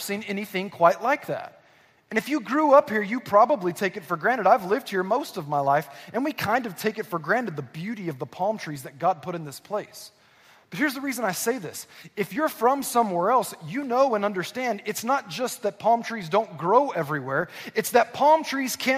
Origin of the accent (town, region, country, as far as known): Southern California, United States; born or raised there; also born or lived in Northwest Arkansas